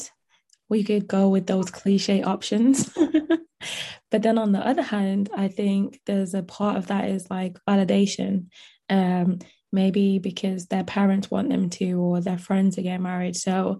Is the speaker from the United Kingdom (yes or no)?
no; Jamaica; I am Jamaican